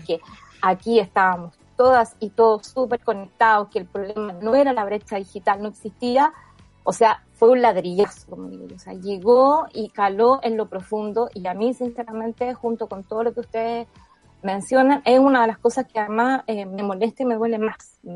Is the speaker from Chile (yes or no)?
yes; Chile